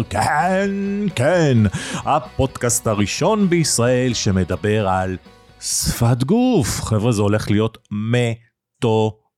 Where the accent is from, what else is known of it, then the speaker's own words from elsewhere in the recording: Nigeria; born there; אני נולדתי בניגריה שבאפריקה, אבא שלי עבד בסולל בונה, היינו בשליחות